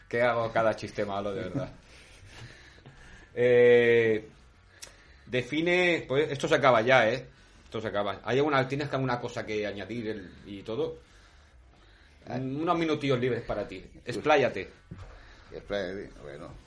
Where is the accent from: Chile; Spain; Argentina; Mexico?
Spain; Santa Coloma de Gramenet, Catalonia; yo también soy de Santa Coloma